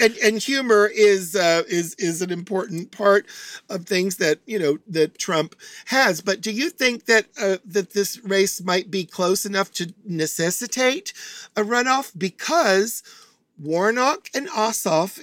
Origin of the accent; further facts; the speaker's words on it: Chattanooga, Tennessee, United States; moved away; also born or lived in Atlanta, Georgia; I'm from Chattanooga, Tennessee. I've lived in Atlanta, Georgia